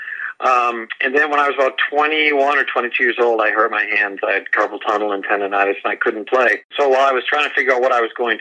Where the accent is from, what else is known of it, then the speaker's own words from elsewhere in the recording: Canada; moved away; I was born in Canada